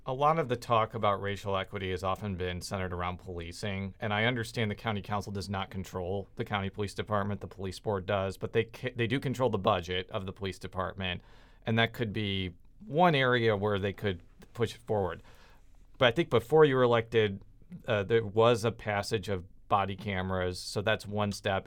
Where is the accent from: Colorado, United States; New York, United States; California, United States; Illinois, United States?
Illinois, United States; suburban Chicago; where I'm from in, uh, suburban Chicago